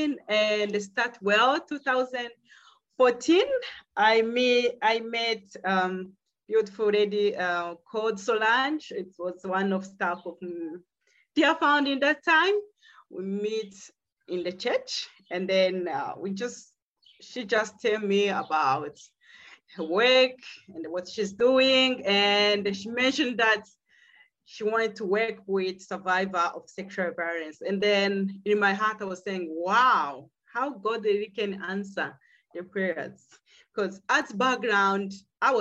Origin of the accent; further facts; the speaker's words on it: Burundi; now in South Africa; I'm from Burundi.